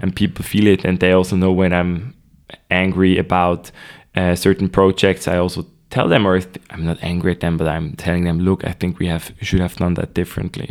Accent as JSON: {"language": "English", "region": "Nidwalden", "country": "Switzerland", "tie": "born or raised there", "said": "I was born in Nidwalden, a rather uh, traditional canton here in Switzerland. Uh, went to school there"}